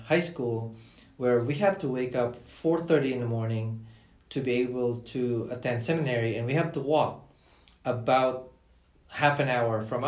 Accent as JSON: {"language": "English", "country": "Philippines", "tie": "born or raised there", "moved": "as an adult", "lives_now": "United States", "said": "growing up in the Philippines"}